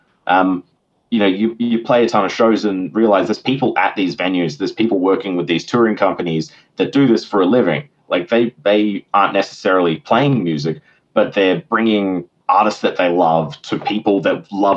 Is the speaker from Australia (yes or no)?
yes; Perth, Western Australia, Australia; I had a lot of really good experiences in Perth growing up around the Soundworks guys